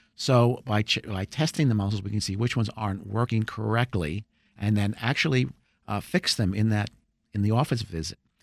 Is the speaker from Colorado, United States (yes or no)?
no; New Jersey, United States; now in Rockville, United States; I'm originally from New Jersey